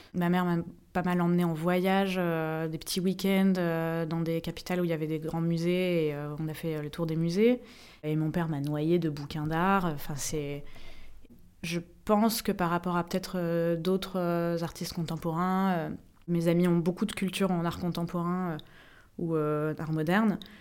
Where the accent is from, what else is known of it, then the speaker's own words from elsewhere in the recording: Paris, Île-de-France, France; moved away as an adult; quand j'arrive à Paris et que je vois les immeubles, c'est aussi moi j'ai grandi là-dedans